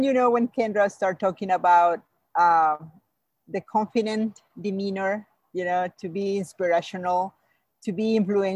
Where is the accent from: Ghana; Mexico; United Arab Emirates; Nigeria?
Mexico; English is a second language; moved away; I came from Mexico. I came from another culture. I came from another language. English is my second language